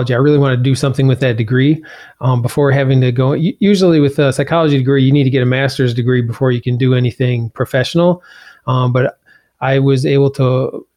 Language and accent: English; Brookfield, Wisconsin, United States; also born or lived in Iowa; I was born in Iowa, but I grew up in Wisconsin